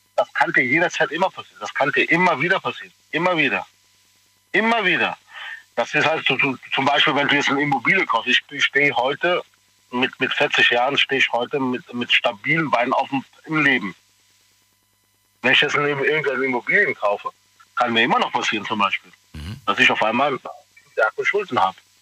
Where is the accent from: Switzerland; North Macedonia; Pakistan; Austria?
Pakistan; now in Germany; ich komme hier aus Pakistan